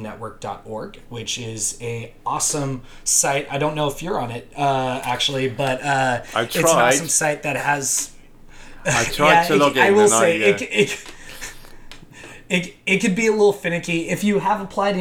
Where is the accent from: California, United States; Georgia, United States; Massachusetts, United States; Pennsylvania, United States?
California, United States; outside of Los Angeles; moved away as an adult; also born or lived in San Diego; now in Scotland, United Kingdom; I grew up outside of Los Angeles